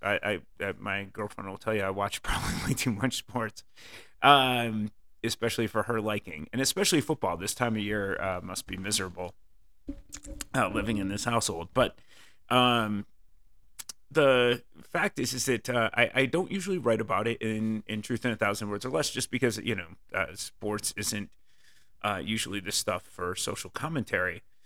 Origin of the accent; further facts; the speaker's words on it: Connecticut, United States; I grew up in Connecticut, which is why I love the Red Sox.